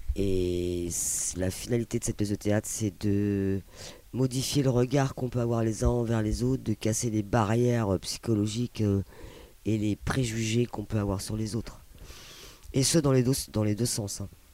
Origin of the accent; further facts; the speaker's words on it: Palestine; moved away; je viens de Palestine